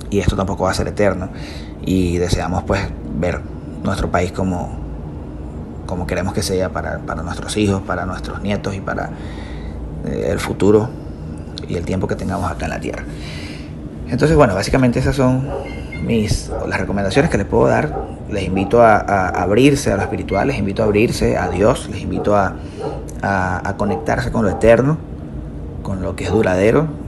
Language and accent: Spanish; Venezuela; Necesito dejar de hacer tantas cosas que hacemos como venezolanos, como cultura venezolana, para que eso pueda cambiar.